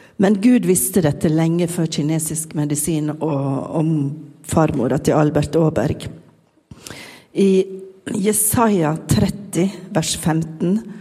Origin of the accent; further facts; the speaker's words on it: Sunnmøre, Møre og Romsdal, Norway; accent: Sunnmøre dialect; hvis dere syns jeg snakker rart, så er det bare fordi jeg er sunnmøring